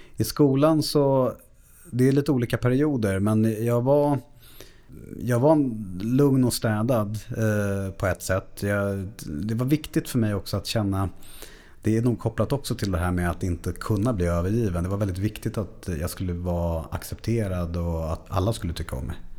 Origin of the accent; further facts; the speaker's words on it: Stockholm, Stockholm County, Sweden; uppvuxen i, i Bromma, utanför Stockholm